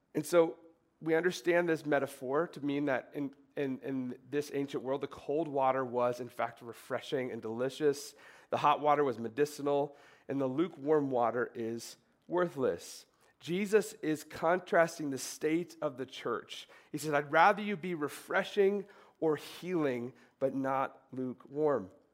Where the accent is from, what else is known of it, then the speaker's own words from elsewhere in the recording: Minnesota, United States; I grew up in Minnesota